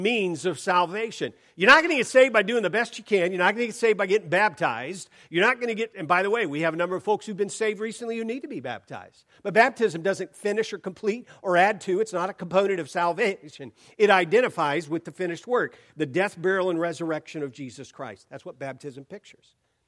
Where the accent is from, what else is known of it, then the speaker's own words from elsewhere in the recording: Portland, Oregon, United States; I'm from Portland